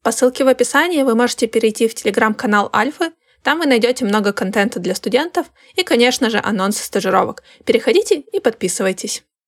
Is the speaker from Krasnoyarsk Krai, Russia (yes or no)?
yes; Krasnoyarsk, Krasnoyarsk Krai, Russia; moved away as an adult; now in Saint Petersburg, Russia; Я не скучаю по своему вот этому Красноярску